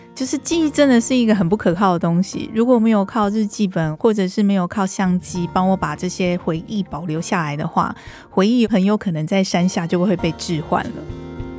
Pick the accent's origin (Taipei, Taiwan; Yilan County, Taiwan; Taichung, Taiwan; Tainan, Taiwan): Taipei, Taiwan; 我是台北人